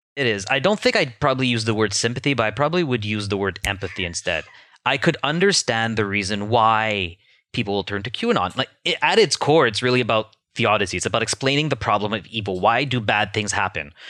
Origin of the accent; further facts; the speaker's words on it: Canada; as a Canadian